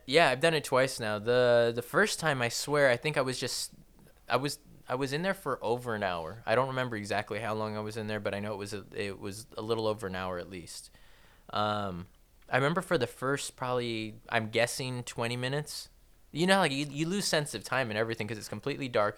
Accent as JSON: {"language": "English", "town": "Torrance", "region": "California", "country": "United States", "tie": "born or raised there", "said": "I wasn't born in Downey. I was born in Torrance."}